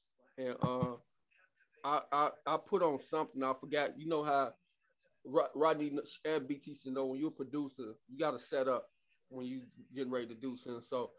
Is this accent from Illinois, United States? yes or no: yes; Chicago, Illinois, United States; Nigga, I'm from Chicago.